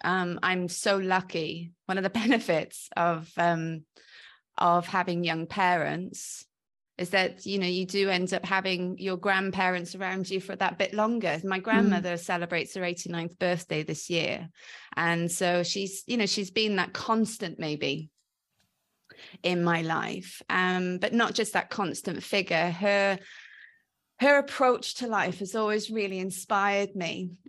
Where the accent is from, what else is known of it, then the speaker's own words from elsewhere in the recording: Wales, United Kingdom; accent: mongrel accent with Welshness; So I call my accent a bit of a mongrel accent because quite often people are a bit unsure of what it is. But I agree, there's definite Welshness in it.